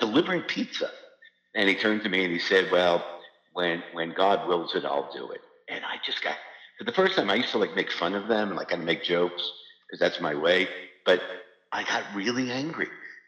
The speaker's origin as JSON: {"language": "English", "region": "New York", "country": "United States", "said": "I figured, I'm from New York. So, everything"}